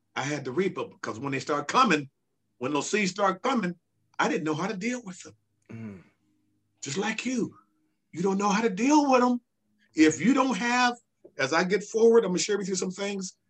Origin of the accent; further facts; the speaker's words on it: Centerview, California, United States; I grew up in Centerview